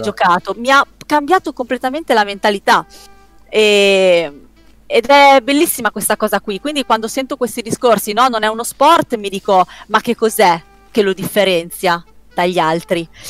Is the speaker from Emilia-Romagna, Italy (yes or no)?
yes; Parma, Emilia-Romagna, Italy; io sono di Parma